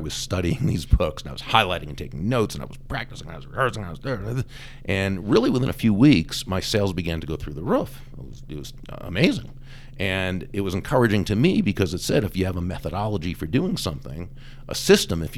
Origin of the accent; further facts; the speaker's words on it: Boston, Massachusetts, United States; moved away; I grew up in the Boston area